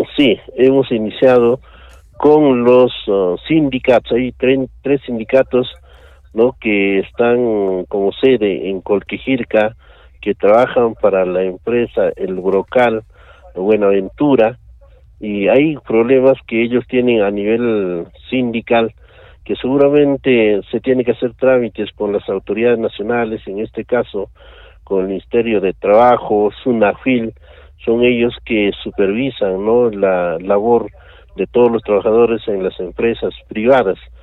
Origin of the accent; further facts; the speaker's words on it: Peru; Como peruanos nosotros